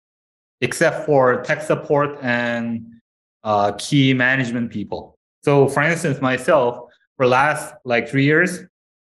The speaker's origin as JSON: {"language": "English", "country": "South Korea", "moved": "as an adult", "lives_now": "Canada", "said": "I came from Korea, South Korea. So as a South Korean guy, that's the mandatory service"}